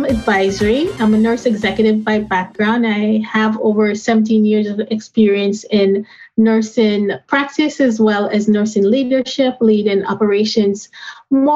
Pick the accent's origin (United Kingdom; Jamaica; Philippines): Jamaica; now in United States; growing up in Jamaica with my grandmother who had diabetes and helping her with her insulin at a young age. When I migrated to the United States